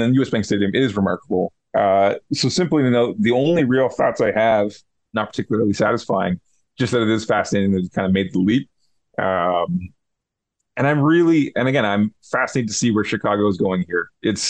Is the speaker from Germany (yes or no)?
no; Canada; but also me being Canadian.